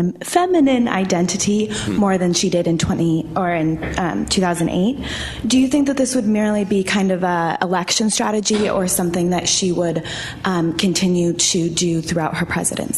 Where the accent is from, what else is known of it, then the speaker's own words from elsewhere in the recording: California, United States; I'm from California.